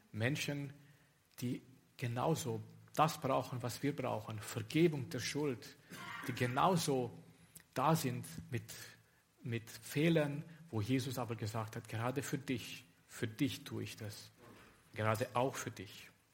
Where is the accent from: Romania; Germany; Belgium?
Romania; moved away as an adult; ich komme aus Rumänien